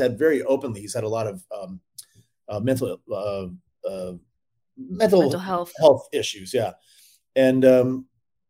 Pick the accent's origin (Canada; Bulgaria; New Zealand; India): Canada; I'm Canadian.